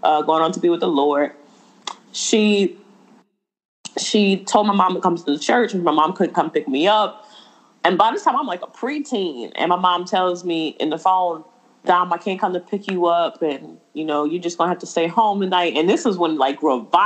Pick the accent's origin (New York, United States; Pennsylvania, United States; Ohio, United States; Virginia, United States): Pennsylvania, United States; Philadelphia; I grew up in West Philly